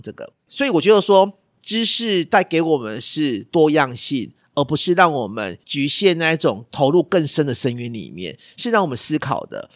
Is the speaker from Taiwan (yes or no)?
yes; Taiwan; 我们台湾人嘛